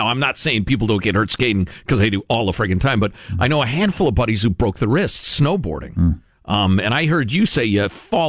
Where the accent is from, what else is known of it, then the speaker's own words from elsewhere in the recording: Midwest, United States; Growing up in the Midwest where it snows a lot, in the 70s